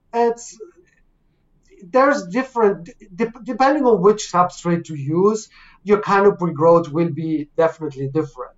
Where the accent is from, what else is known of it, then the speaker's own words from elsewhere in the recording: Canada; I'm from Canada